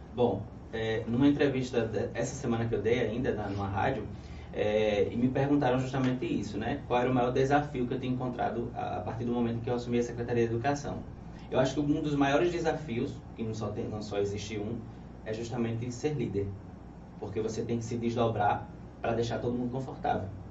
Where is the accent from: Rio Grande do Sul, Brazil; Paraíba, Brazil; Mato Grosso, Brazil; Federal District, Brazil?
Paraíba, Brazil; São José dos Ramos; moved away as an adult; also born or lived in Mari / Rio de Janeiro; eu nasci em Mari, na cidade de Mari, né? E mas só nasci. Daí fui criado numa zona rural lá em São José dos Ramos